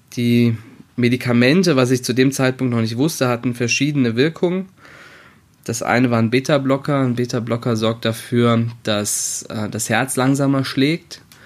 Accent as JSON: {"language": "German", "town": "Wiesbaden", "region": "Hesse", "country": "Germany", "also_born_or_lived": "Berlin", "moved": "as an adult", "said": "Ich komme zwar ursprünglich auch aus Wiesbaden, habe aber anderthalb Jahre in Berlin gewohnt"}